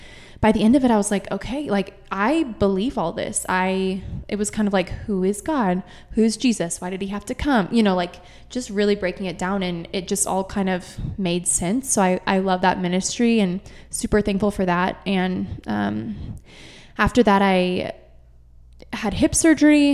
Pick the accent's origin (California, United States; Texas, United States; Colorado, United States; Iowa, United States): Colorado, United States; Grand Junction; grew up here in Grand Junction